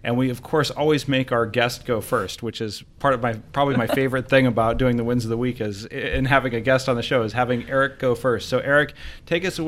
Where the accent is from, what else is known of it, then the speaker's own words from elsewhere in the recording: Anchorage, Alaska, United States; moved away; I grew up in Anchorage